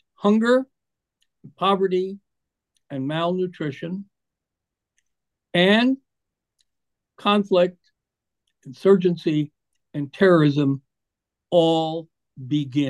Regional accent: Iowa, United States; my home state

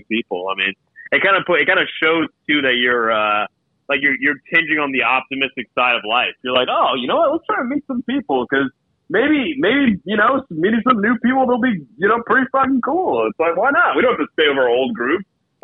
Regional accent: New Jersey, United States; moved away as an adult; now in New York, United States; growing up in Central Jersey

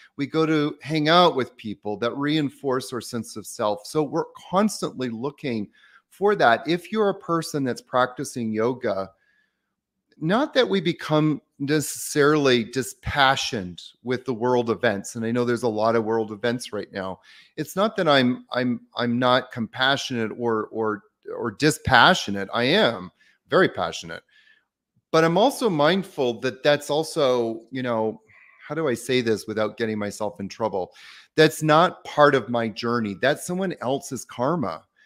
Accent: Victoria, British Columbia, Canada; I grew up in Victoria, Canada

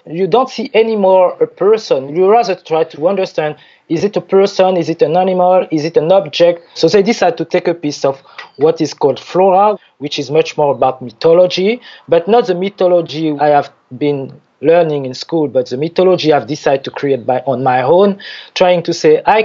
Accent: French Guiana; also born or lived in Paris / Zurich; I was born there in French Guiana

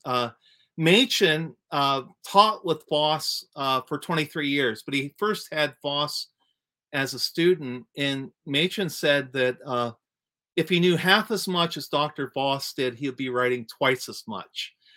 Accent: East Central Ohio, United States; I grew up in East Central Ohio

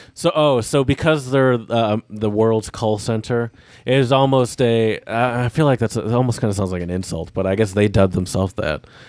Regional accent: United States; I'm from America

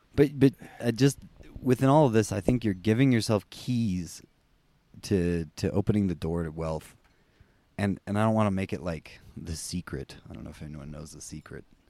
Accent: United States; we're both American

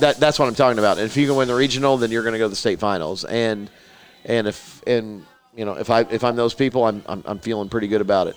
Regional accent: Petersburg, Indiana, United States; being from Petersburg, Indiana

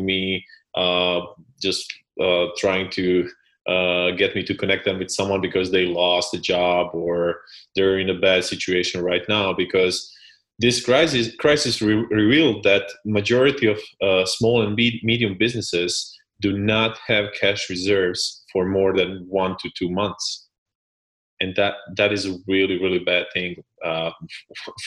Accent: Split, Split-Dalmatia County, Croatia; I come from Split, which is a small city on the coast of Croatia.

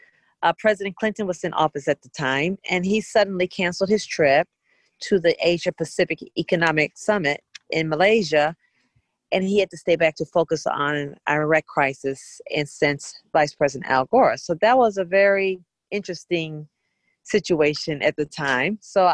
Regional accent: Bermuda; End up going to my hometown in Bermuda for a summit.

